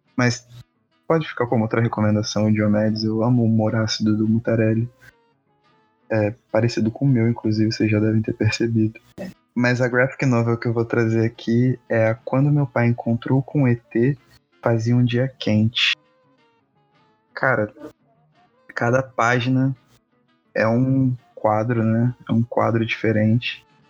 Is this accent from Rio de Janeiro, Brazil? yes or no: yes; Petrópolis, Rio de Janeiro, Brazil; um poeta de Petrópolis, minha terra também